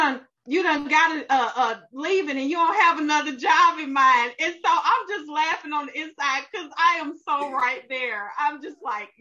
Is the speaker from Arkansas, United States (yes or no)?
yes; Arkansas, United States; also born or lived in Texas; now in Georgia, United States; I'm from Arkansas. I live in Texas.